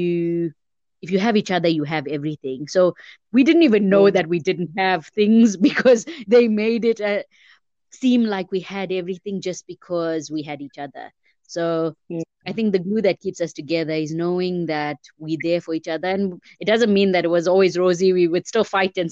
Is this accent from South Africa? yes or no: yes; Durban, KwaZulu-Natal, South Africa; moved away as an adult; now in Johannesburg, South Africa; I grew up in Durban. I moved to Johannesburg in, I think, about 2006